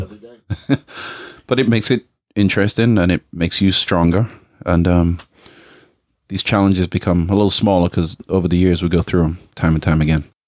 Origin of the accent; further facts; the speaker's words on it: England, United Kingdom; now in United States; my parents were Jamaican, and I grew up in England, and then now I'm in America